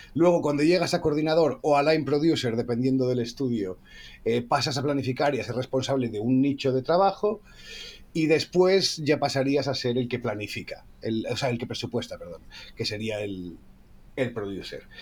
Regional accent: Asturias, Spain; somos los dos asturianos

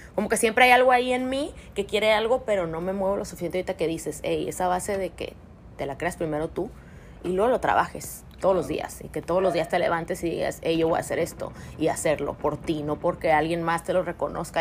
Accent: Mexico; como mexicanos estamos tan acostumbrados a verlo

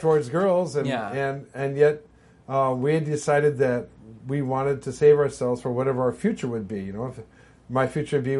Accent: Long Beach, California, United States; I was raised in Long Beach

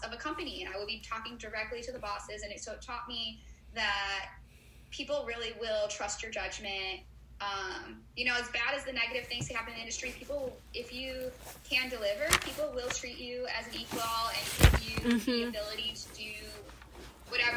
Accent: Chicago, Illinois, United States; I'm from Chicago

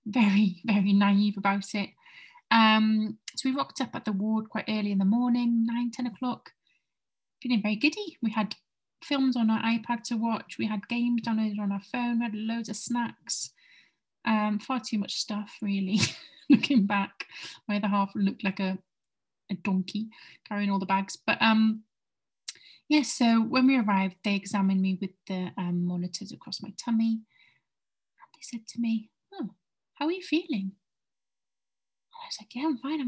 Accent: Aberystwyth, Wales, United Kingdom; moved away; I went home to my hometown in Aberystwyth

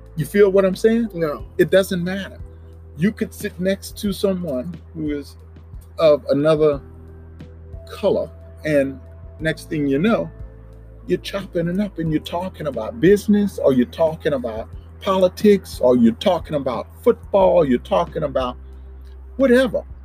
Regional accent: Crowley, Louisiana, United States; moved away as an adult; now in Dallas, United States; it's about two and a half hours west of New Orleans is where my hometown is

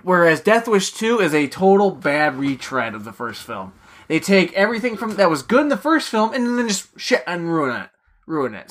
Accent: New York, United States; being a New Yorker

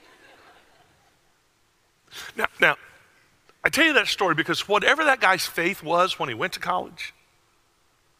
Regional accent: Wauchula, Florida, United States; moved away; A little town you've never heard of called Wachula

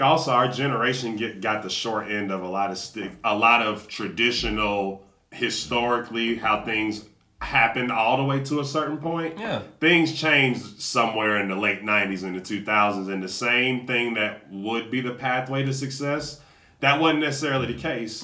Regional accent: Atlanta, Georgia, United States; I grew up in Atlanta.

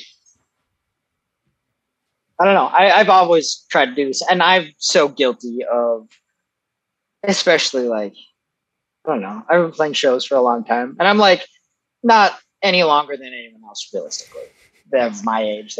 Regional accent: Foley, Minnesota, United States; I'm from this little town called Foley, Minnesota

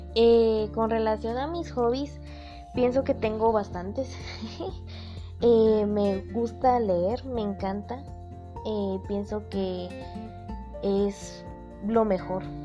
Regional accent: Guatemala; Como guatemaltecos que somos

